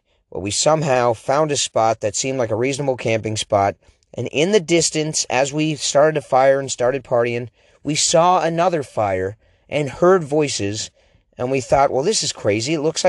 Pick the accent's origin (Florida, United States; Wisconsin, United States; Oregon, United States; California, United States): Oregon, United States; accent: Oregon; I have an Oregon accent, and a lot of people say I sound like I'm from the East Coast.